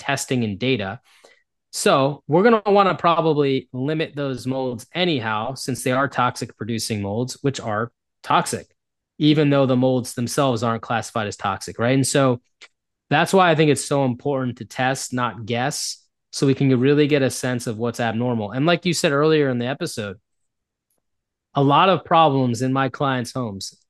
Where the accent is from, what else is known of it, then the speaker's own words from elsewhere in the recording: United States; first language English; I'm an American, and so all I've ever learned was English.